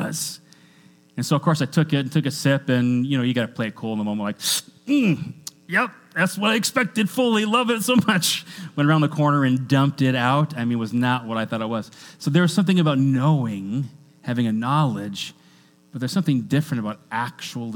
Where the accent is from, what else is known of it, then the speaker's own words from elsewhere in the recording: Washington, United States; I grew up in Washington State. And in Washington State, we're kind of known for coffee